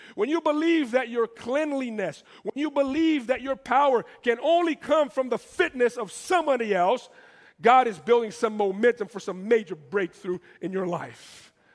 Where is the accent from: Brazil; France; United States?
Brazil; moved away; I come from Brazil